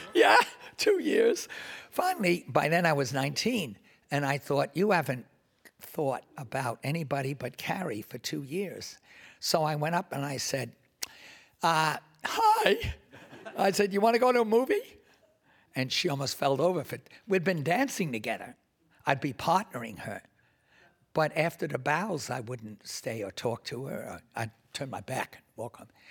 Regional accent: New York City, New York, United States; I grew up in Washington Heights, which is basically north of Harlem and south of Inwood Hill Park

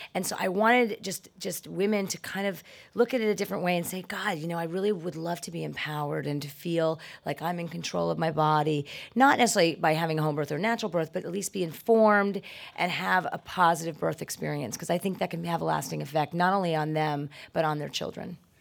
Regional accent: New York City, New York, United States; I was born in the Bronx

